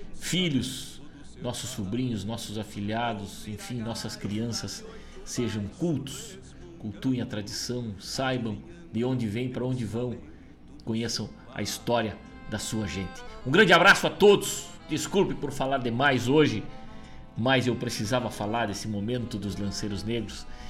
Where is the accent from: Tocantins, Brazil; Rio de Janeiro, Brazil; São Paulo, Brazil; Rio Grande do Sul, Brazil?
Rio Grande do Sul, Brazil; Rosário do Sul; a minha terra, a minha querida Rosário do Sul